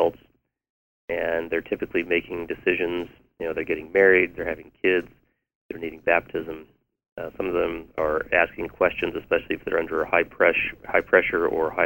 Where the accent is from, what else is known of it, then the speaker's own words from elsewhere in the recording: Aurora, Colorado, United States; moved away as an adult; I'm a priest of Denver, Colorado. I grew up in Aurora